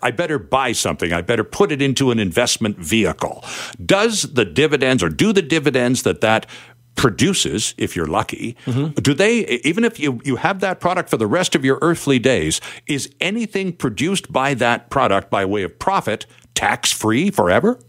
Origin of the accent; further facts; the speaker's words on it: Canada; we're Canadian